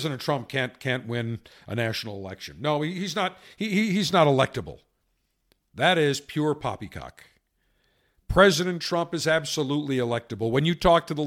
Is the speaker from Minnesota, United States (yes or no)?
no; Buffalo, New York, United States; Growing up as a kid in Buffalo, I was a huge sports fan as a kid.